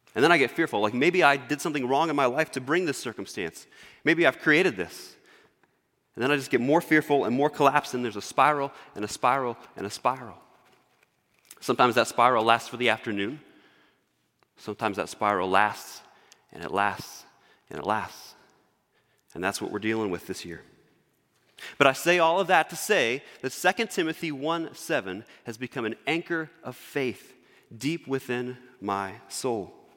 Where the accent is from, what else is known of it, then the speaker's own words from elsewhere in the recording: Northwest Indiana, United States; moved away; We moved from Northwest Indiana down to the, uh, Indianapolis area.